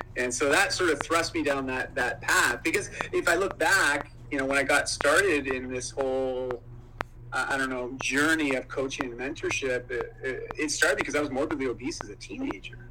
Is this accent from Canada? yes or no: yes; Ontario, Canada; moved away as an adult; now in Vancouver, Canada; I grew up in Ontario, moved up to Vancouver, Canada, uh, when I graduated high school